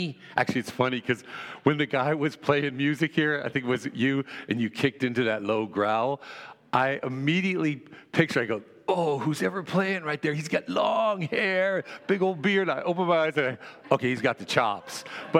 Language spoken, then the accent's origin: English; California, United States; also born or lived in Hawaii; I was from California and Hawaii, and I loved dreams.